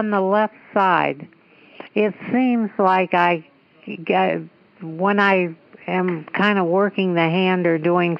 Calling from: Los Angeles, California, United States; Los Angeles.

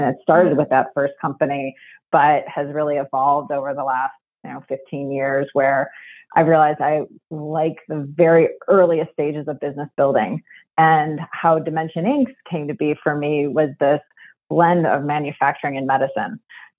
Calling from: Chicago, Illinois, United States; From Chicago, Illinois.

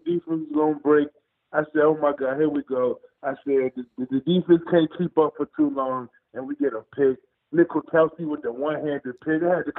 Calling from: Hampton, Virginia, United States; calling from Hampton, Virginia.

